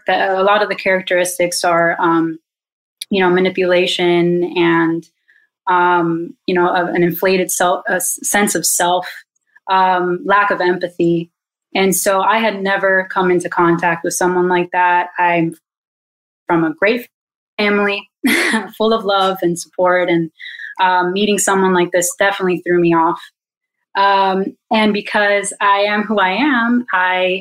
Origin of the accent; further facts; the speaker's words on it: Miami, Florida, United States; moved away; I'm from Miami, born and raised, and my whole family's here